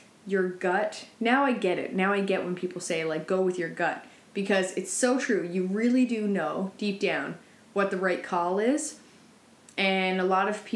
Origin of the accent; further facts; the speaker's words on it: St. Lawrence, Newfoundland and Labrador, Canada; I am originally from St. Lawrence, this small town on the Burren Peninsula of Newfoundland, Canada